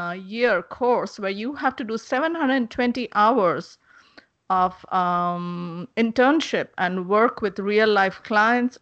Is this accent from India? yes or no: yes; India; moved away; I'm originally from India.